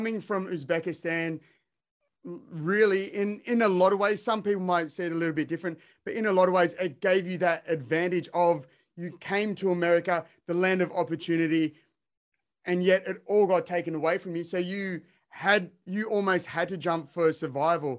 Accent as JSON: {"language": "English", "country": "Australia", "said": "I'm from Australia"}